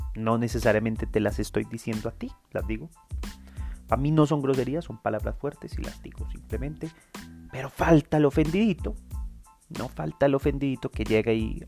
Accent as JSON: {"language": "Spanish", "town": "Medellín", "region": "Antioquia", "country": "Colombia", "tie": "born or raised there", "also_born_or_lived": "Envigado", "said": "no me siento orgulloso de ser medellinense. Creo que nací aquí por casualidad"}